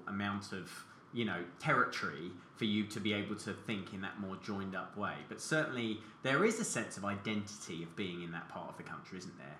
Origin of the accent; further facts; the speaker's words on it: New Malden, London, United Kingdom; I remember growing up in New Malden Baptist Church Youth Group in the 1990s.